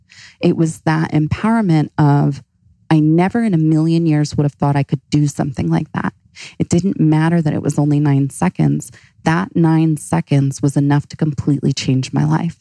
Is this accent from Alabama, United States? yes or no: no; Florida, United States; also born or lived in Hawaii; now in Phoenix, United States; I grew up in Florida. I lived in Hawaii